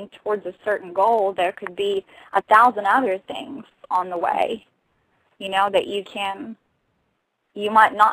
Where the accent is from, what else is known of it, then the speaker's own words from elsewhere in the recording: Russia; accent: Russian accent with Texas accent; first language Russian; English is a second language; moved away as an adult; also born or lived in Texas; now in United States; I'm from Russia, born and raised.